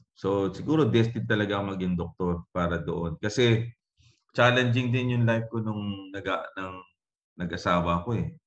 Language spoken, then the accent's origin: Tagalog; Calapan, Mimaropa, Philippines; isa lang doktor sa amin sa Kalapan, uh, Mindoro.